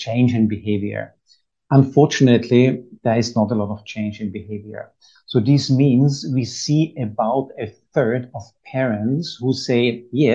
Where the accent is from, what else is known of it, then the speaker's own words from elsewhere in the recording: Vienna, Austria; now in United Arab Emirates; I'm from Vienna